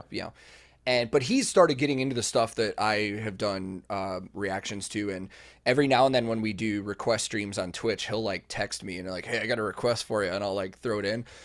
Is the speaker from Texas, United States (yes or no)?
no; Chicago, Illinois, United States; I was growing up in the Chicago local scene